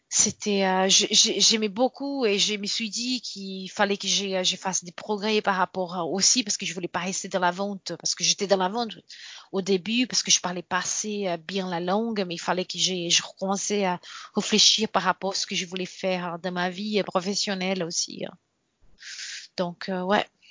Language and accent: French; Brazil; French is a second language; moved away as an adult; also born or lived in France; now in Australia